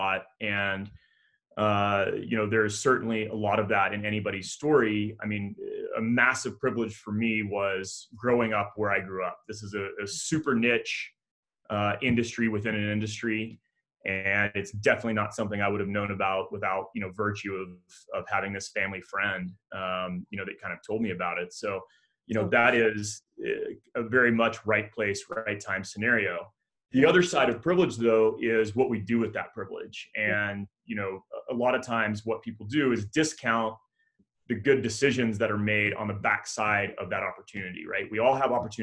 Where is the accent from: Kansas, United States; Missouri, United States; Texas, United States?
Texas, United States; Midland; moved away as an adult; also born or lived in San Diego; I grew up in Midland, Texas